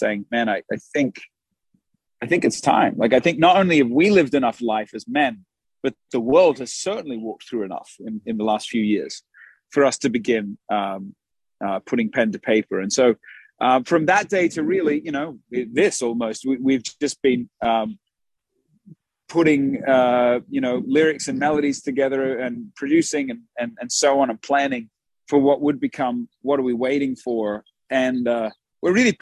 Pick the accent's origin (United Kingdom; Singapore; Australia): Australia; now in United States; we're from Australia.